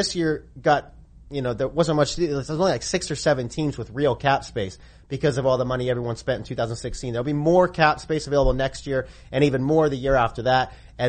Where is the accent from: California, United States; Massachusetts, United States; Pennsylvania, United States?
California, United States; Northern; I'm from Northern California, and I grew up a Warriors fan